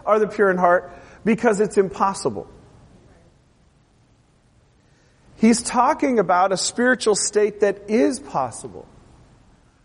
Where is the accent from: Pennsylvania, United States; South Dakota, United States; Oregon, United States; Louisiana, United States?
Oregon, United States; Portland; I grew up in Portland, Oregon